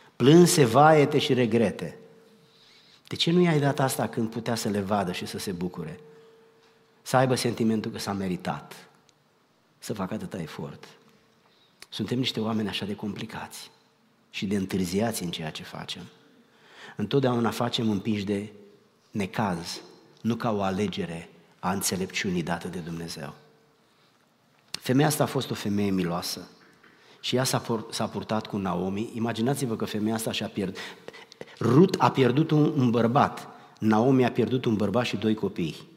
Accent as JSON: {"language": "Romanian", "country": "Romania", "moved": "yes", "said": "noi am plecat din România"}